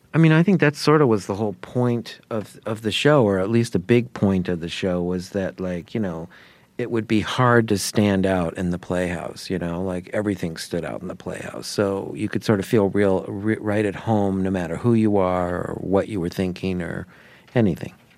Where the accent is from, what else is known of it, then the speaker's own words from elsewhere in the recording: Sarasota, Florida, United States; my hometown, Sarasota, Florida